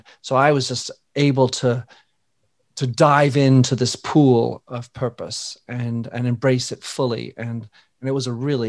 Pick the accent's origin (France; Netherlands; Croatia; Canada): France; moved away; also born or lived in Belgium / England; I was born in Belgium to American parents, raised in France, educated in England for 12 years in private schools